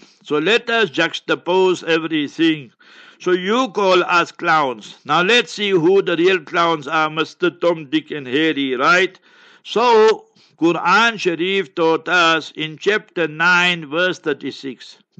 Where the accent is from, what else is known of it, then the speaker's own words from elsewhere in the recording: Palestine; born there; I was born in Palestine, for example. Now I want to renew my passport. You say, no, the Palestine must be removed.